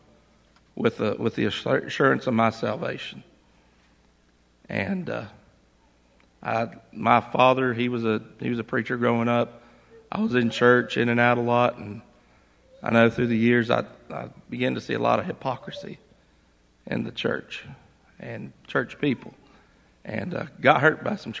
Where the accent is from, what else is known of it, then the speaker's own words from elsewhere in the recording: Laurel Fork, Virginia, United States; I grew up in Laurel Fork, and I grew up in a Christian home.